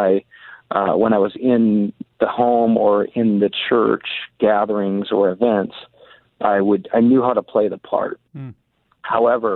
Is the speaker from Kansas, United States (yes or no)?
no; Muskegon, Michigan, United States; moved away as an adult; also born or lived in Deerfield, Illinois; now in Seattle, United States; I grew up in Michigan, Muskegon, Michigan, not too far from Grand Rapids, Michigan